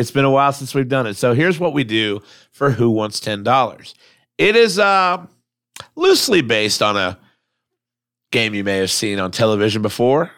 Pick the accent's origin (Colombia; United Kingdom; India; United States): United States; Lincoln Village, Ohio; I grew up in Lincoln Village